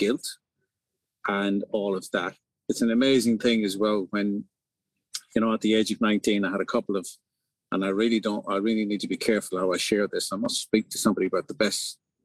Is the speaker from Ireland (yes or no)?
yes; County Leitrim, Connacht, Ireland; moved away as an adult; also born or lived in East of England; now in England, United Kingdom; I'm from the north of the county, a lovely little village.